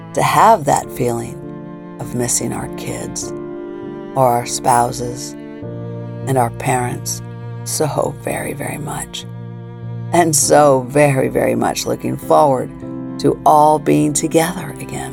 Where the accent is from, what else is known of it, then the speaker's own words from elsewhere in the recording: Springfield, Illinois, United States; moved away as an adult; also born or lived in Virginia / Baltimore; my hometown of Springfield, Illinois